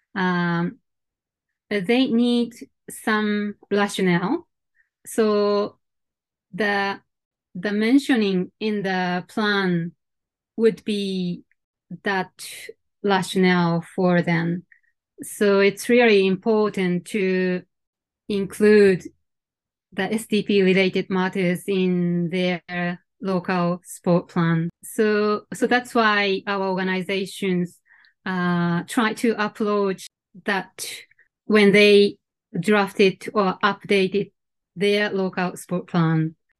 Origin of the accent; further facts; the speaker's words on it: Sendai, Miyagi, Japan; moved away as an adult; also born or lived in Chiba Prefecture / Geneva, Switzerland; now in Tokyo, Japan; I I was born and brought up in Sendai, uh, the northern part of Japan.